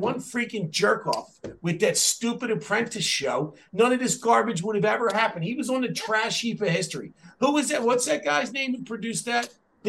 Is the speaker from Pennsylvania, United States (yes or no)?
yes; Philadelphia, Pennsylvania, United States; I'm from Philadelphia